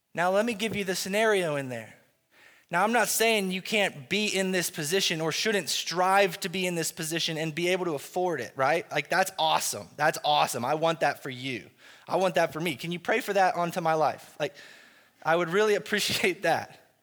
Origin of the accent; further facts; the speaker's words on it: United States; as American Christians